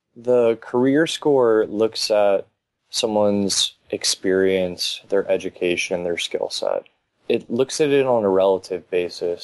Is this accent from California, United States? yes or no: no; Miami, Florida, United States; I'm probably one of the few that are actually born and raised in Miami. Grew up just off of Kendall, Went to high school down here